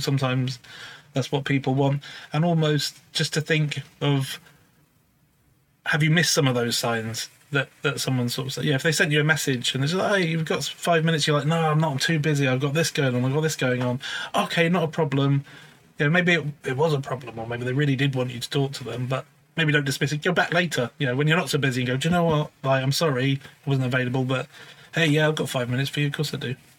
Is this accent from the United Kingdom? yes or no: yes; Newbury, South East England, United Kingdom; I was originally I grew up grew up in Newbury